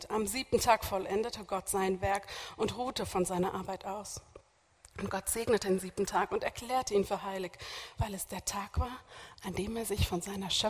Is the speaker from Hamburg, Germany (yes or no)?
yes; Hamburg, Germany; born there; now in Berlin, Germany; ich bin zwar nur Besuch aus Berlin, aber ich bin eigentlich gebürtige Hamburgerin